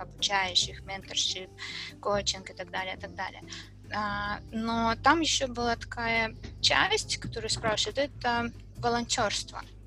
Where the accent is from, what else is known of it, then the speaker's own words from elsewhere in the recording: Kharkiv, Kharkiv Oblast, Ukraine; я из Харькова